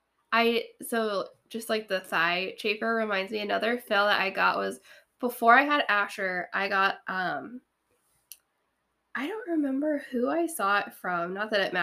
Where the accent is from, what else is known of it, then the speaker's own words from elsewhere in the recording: New Hampshire, United States; also born or lived in Phoenix, Arizona; now in Ohio, United States; I'm originally from New Hampshire, so it's humid, like Ohio